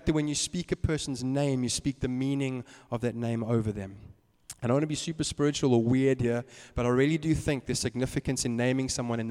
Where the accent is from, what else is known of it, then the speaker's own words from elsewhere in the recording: Eastern Cape, South Africa; I grew up in the Eastern Cape